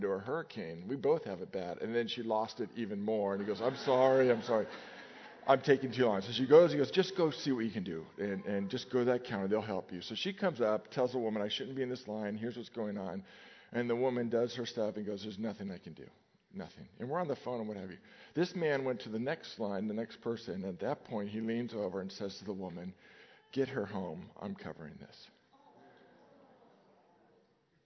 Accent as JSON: {"language": "English", "region": "Nevada", "country": "United States", "tie": "born or raised there", "said": "As a kid, I grew up in Nevada, and every day we lined up in our grammar school"}